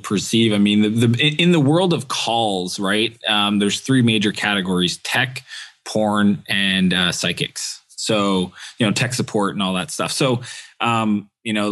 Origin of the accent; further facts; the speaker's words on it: Eastern Canada, Canada; moved away; where I grew up in Eastern Canada